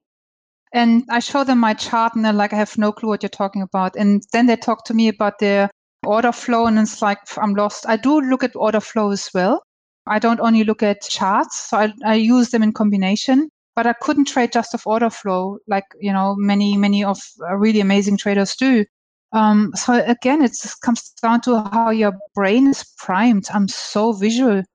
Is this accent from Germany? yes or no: yes; Germany; also born or lived in Hong Kong; now in Australia; I'm from Germany. I lived in Hong Kong. I'm in Australia.